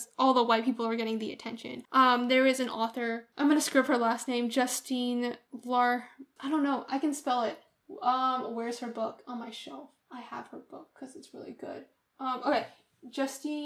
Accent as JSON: {"language": "English", "country": "United States", "tie": "born or raised there", "said": "I'm American"}